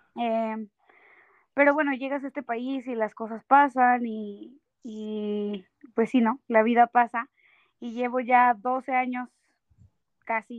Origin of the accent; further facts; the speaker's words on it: Mexico City, Mexico; moved away as an adult; now in Toronto, Canada; soy de la Ciudad de México.